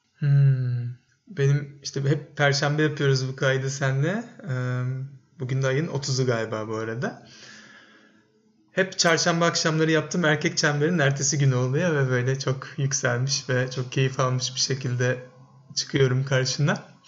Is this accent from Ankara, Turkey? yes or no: no; Bursa, Turkey; moved away as an adult; Bursa'da doğdum ben. Lise bitene kadar da orada yaşadım, orada okudum.